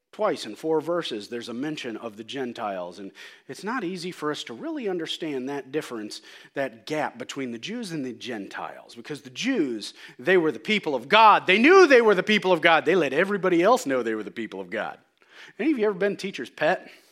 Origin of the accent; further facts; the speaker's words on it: United States; I'm an American.